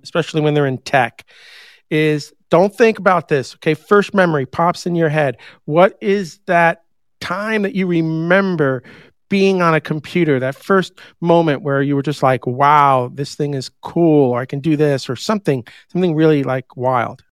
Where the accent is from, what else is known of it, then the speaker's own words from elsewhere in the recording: New York, United States; moved away; also born or lived in Huntsville, Alabama; I grew up in New York